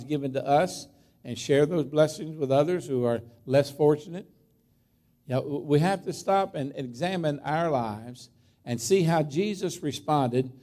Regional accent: Berryville, Virginia, United States; I grew up in Clark County in Berryville, Virginia. That's where I graduated from high school. And grew up as a farm boy there, born right across the line in West Virginia

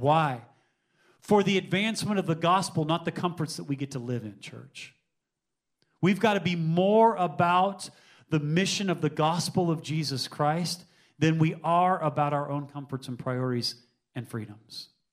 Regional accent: United States; I've grown up in the United States of America

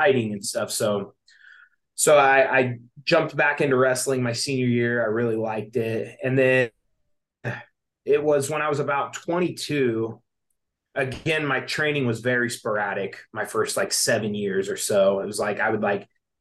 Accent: Anderson, Indiana, United States; moved away as an adult; now in San Diego, United States; I grew up in Anderson, Indiana

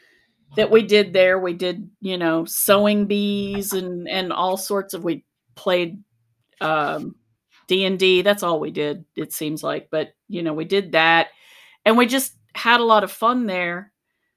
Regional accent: Charleston, West Virginia, United States; moved away; also born or lived in Athens, Ohio; I grew up in Charleston, West Virginia

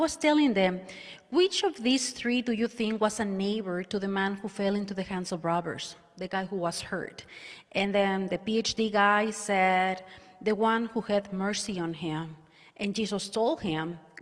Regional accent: Monterrey, Nuevo León, Mexico; moved away as an adult; now in United States; I am from Monterrey, Mexico, which is northeast Mexico. I am a recent immigrant

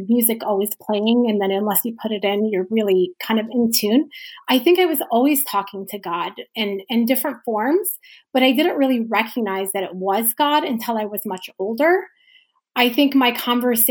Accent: Dearborn, Michigan, United States; moved away as an adult; also born or lived in New York; I grew up in Dearborn, Michigan, where it was predominantly a Muslim community.

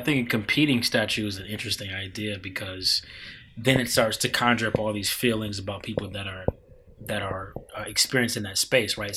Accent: Midwest, United States; now in Washington, D.C., United States; I grew up in the Midwest.

